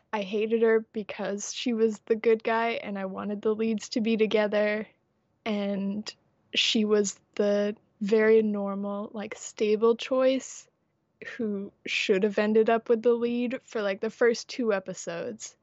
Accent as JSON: {"language": "English", "country": "United States", "said": "I am American"}